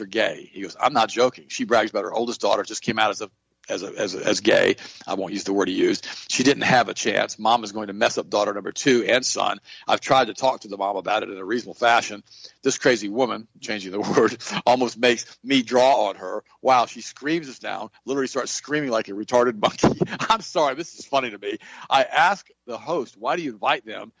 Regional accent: Polk County, Florida, United States; accent: Southern; I was raised here in Polk County with Grady Judd

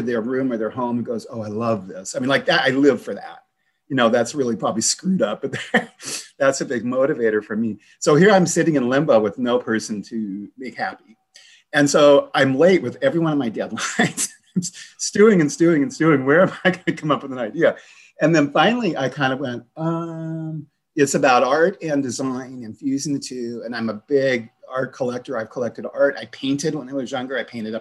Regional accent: the Northwest, Pacific Northwest, United States; I'm from the Northwest

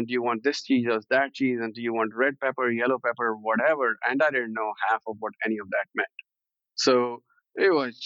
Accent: Chandigarh, India; moved away as an adult; now in United States; I grew up in Chandigarh, which happens to be one of the most planned cities in India.

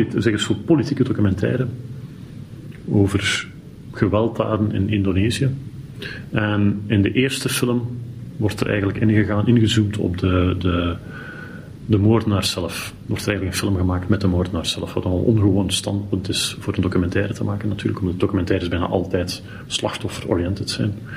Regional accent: Belgium; als Belg

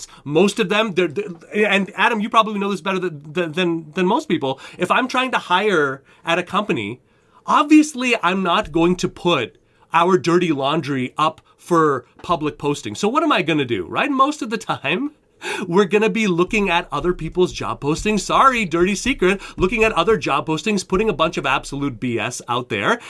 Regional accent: Canada; moved away as an adult; now in United States; I'm a Canadian

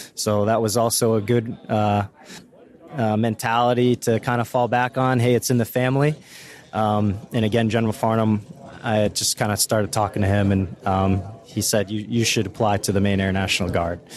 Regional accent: Maine, United States; I'm from Maine, born and raised

